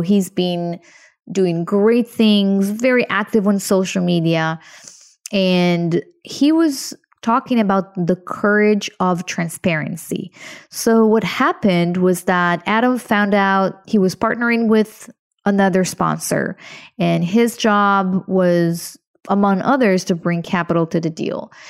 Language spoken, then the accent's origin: English; Israel; moved away; I'm originally from Israel. I was born to a very, very poor family